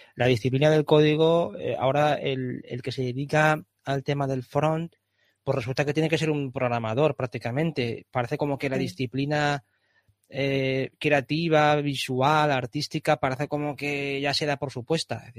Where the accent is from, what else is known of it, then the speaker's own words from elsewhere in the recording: Valencia, Valencian Community, Spain; a mí me encanta vivir en Valencia, yo soy valenciano